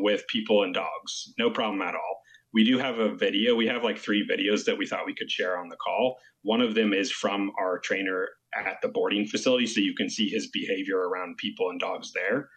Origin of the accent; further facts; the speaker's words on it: California, United States; We're actually from California